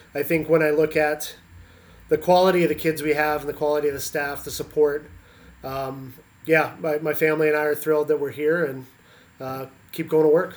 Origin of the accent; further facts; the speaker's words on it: Canada; moved away as an adult; also born or lived in Pennsylvania, United States; now in Indiana, United States; I grew up in Canada, uh, played with the national team program in Canada